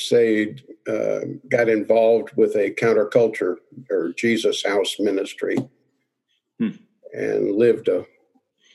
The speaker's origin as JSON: {"language": "English", "region": "Oklahoma", "country": "United States", "tie": "born or raised there", "said": "I was raised in Oklahoma, went"}